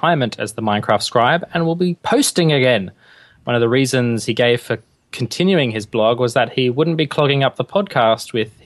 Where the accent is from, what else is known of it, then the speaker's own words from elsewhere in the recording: England, United Kingdom; now in Adelaide, Australia; I'm English as well